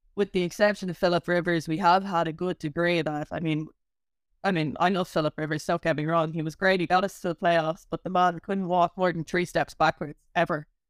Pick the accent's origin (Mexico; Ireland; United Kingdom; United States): Ireland; growing up in Ireland